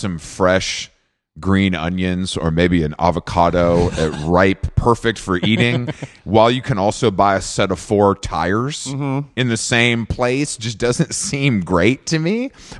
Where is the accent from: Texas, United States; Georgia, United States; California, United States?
Georgia, United States; I grew up in Walmart country, and I remember when a Walmart superstore opened in Conyers, Georgia